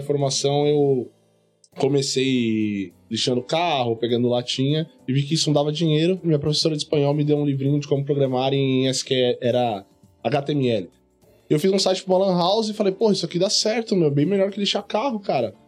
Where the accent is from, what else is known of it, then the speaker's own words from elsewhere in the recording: Guarulhos, São Paulo, Brazil; eu sou de Guarulhos